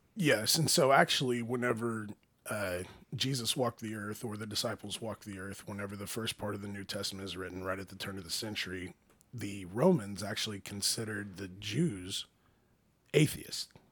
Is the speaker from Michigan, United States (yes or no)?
no; Oklahoma, United States; we're American in Oklahoma